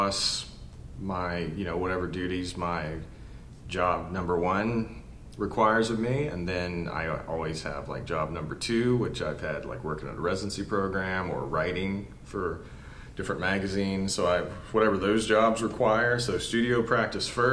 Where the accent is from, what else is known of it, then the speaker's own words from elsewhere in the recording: West Virginia, United States; I grew up in West Virginia, and it was super working class background